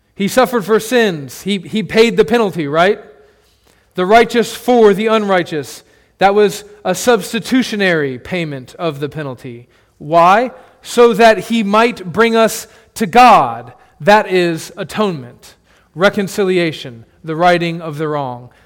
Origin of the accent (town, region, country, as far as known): United States